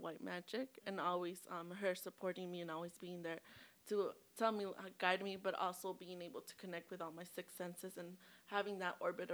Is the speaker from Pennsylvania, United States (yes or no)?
no; Watsonville, California, United States; I'm from Watsonville, California, but my family's from Guatemala, Veracruz